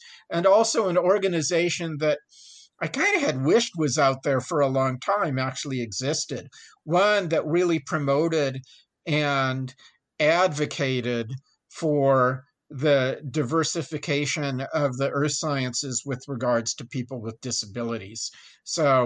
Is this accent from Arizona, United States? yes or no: no; San Francisco Bay Area, Northern California, United States; moved away as an adult; also born or lived in Davis, California; now in El Paso, United States; I'm from Northern California. I grew up in the San Francisco Bay Area